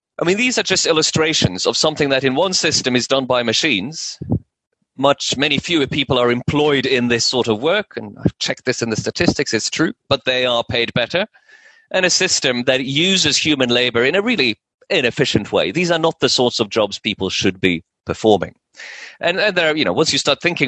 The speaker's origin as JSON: {"language": "English", "country": "Norway", "tie": "born or raised there", "also_born_or_lived": "United States", "moved": "as an adult", "said": "I grew up in Norway, and in the 1980s in Norway"}